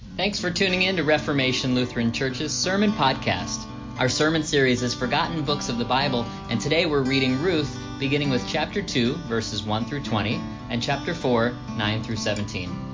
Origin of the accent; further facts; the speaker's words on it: Florida, United States; growing up in Florida, I had friends and classmates from all over the world